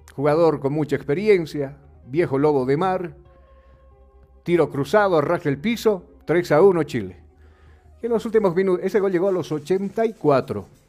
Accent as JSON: {"language": "Spanish", "country": "Bolivia", "said": "acá en nuestro país"}